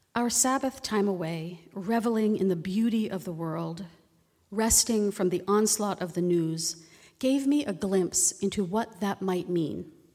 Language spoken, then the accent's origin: English; East Coast, United States; also born or lived in Virginia; now in Oregon, United States; I grew up on the East Coast